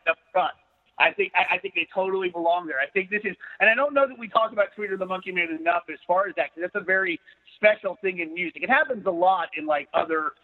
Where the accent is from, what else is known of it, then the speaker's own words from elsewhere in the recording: Arkansas, United States; growing up in Arkansas